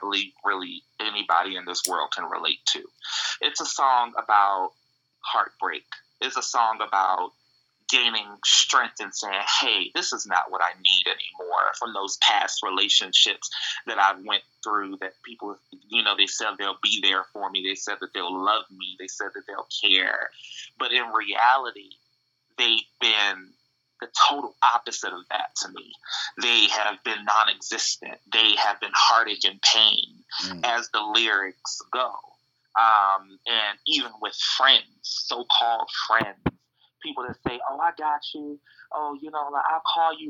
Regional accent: Harnett County, North Carolina, United States; also born or lived in DMV (D.C., Maryland, Virginia); I grew up most of my life in Harnett County, North Carolina

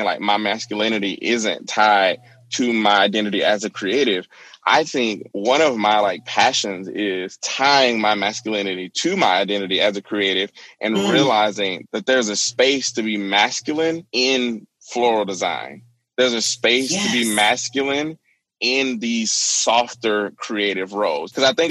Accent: Alabama, United States; moved away; growing up in the South, I'm from Alabama originally in a small town.

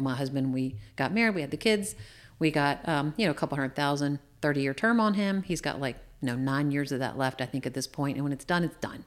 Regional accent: Shenandoah Valley, Virginia, United States; also born or lived in Washington, D.C. metro area; I grew up in the Shenandoah Valley

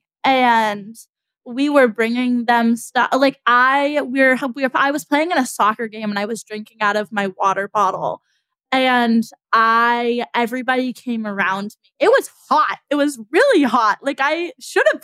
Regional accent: United States; as an American

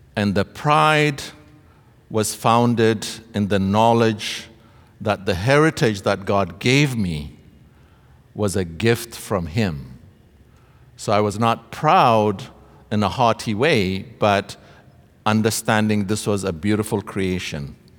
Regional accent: Ethiopia; moved away as an adult; now in Canada; I came to study from Ethiopia uh, at Trinity Western University.

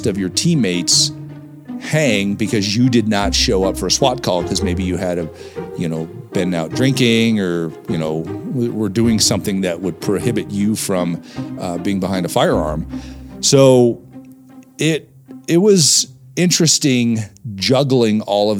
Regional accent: Englewood, Colorado, United States; also born or lived in Ohio; we ended up in Inglewood, Colorado, just south of Denver, where I grew up.

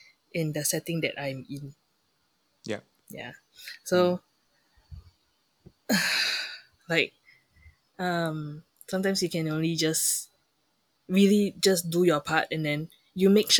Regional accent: Singapore; moved away; growing up in Singapore

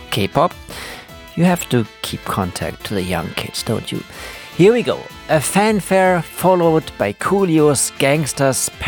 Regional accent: Germany; born there; born in Germany and speak fluent German. I even considered doing the podcast in German at first

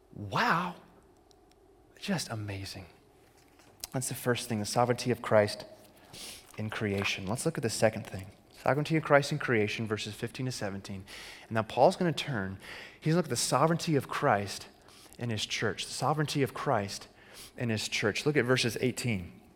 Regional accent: Arizona, United States; As a kid growing up in Arizona

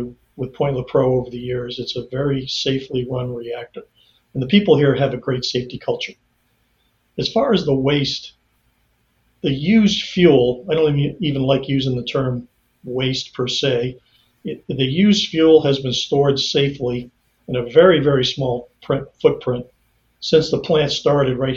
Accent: New England, United States; moved away; I was born in the United States in New England

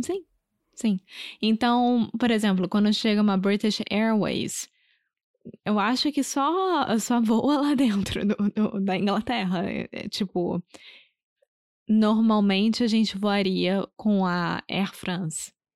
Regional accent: Rio de Janeiro, Brazil; first language Portuguese; Eu sou brasileira, carioca do Rio de Janeiro.

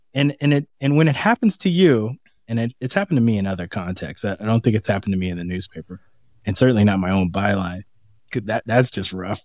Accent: San Francisco, California, United States; also born or lived in Boston; now in Washington, D.C., United States; I'm from San Francisco but spend so much time in Boston

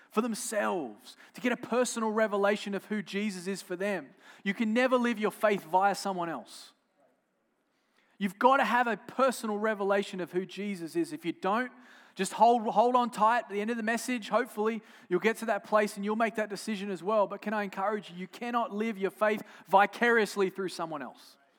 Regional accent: Australia; I'm from Australia

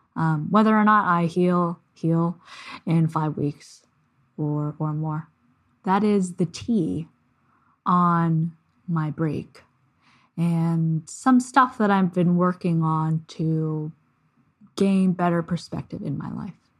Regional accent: Canada; I'm Canadian

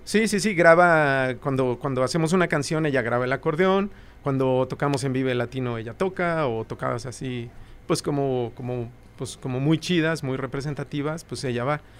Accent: Mexico City, Mexico; also born or lived in Aragón / Iztacalco; nací en Iztacalco. Y, como hasta los 12 años fui de, Aragón. Ajá, y luego regresé a vivir a Iztacalco.

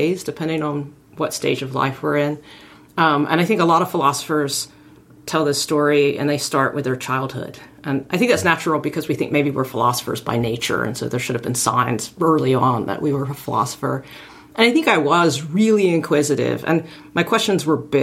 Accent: Arkansas, United States; I grew up in Arkansas

